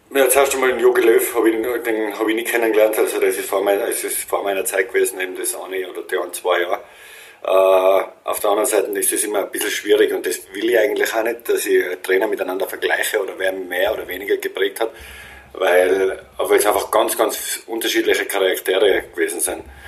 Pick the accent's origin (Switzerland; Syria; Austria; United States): Austria; als Österreicher